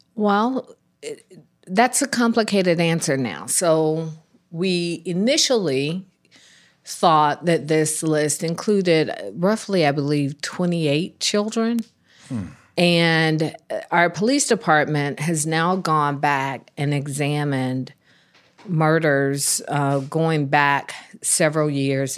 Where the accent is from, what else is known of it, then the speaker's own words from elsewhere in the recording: Atlanta, Georgia, United States; I was born and raised in Atlanta.